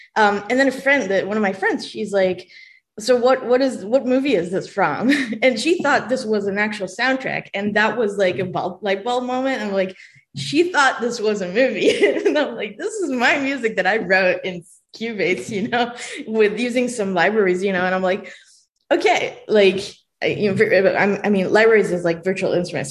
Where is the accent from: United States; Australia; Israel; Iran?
Israel; English is a second language; moved away; i was born in israel and i did not speak english